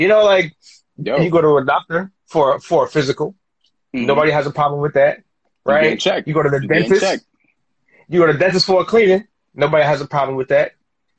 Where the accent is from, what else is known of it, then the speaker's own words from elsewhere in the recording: Queens, New York, United States; growing up in Queens, like, you know what it is.